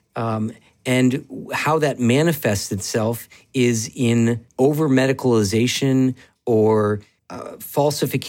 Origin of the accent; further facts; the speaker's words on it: Vermont, United States; moved away as an adult; also born or lived in Seattle; I grew up in Vermont and then left to go to Seattle to train in pediatrics